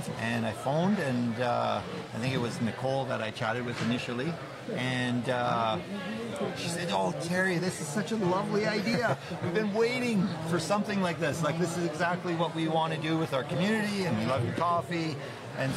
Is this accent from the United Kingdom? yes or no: no; Edmonton, Alberta, Canada; also born or lived in Calgary / Lloydminster; Born and raised in Edmonton, then went to Calgary, went to university